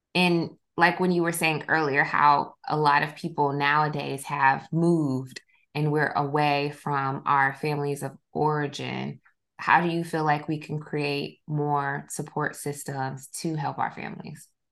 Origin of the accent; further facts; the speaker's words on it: South Georgia, United States; my old my hometown. I'm from South Georgia